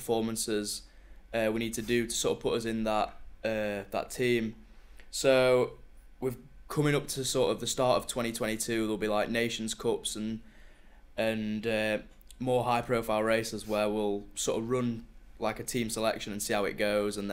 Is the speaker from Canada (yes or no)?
no; Sheffield, Yorkshire and the Humber, United Kingdom; moved away as an adult; now in Manchester, United Kingdom; I'm originally from Sheffield, that's my hometown.